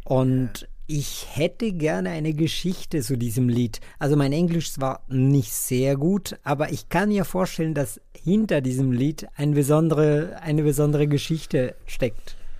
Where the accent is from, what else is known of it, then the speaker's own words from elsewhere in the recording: Colombia; German is a second language; now in Bonn, Germany; Ich komme ursprünglich aus Kolumbien